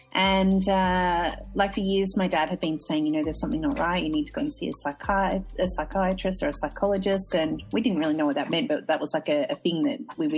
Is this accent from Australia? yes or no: yes; Australia; So it was, a very stereotypical, I suppose, Australian suburban